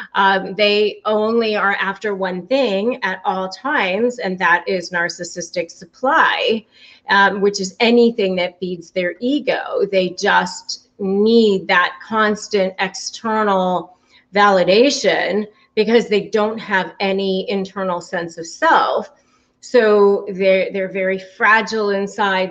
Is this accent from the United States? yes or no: yes; McLean, Virginia, United States; moved away as an adult; also born or lived in California; now in Florida, United States; I grew up in the Washington, D.C. area, Northern Virginia, McLean, Virginia